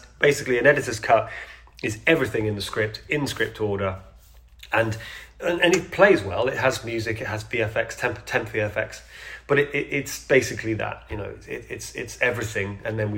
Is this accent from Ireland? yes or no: no; United Kingdom; I'm a Brit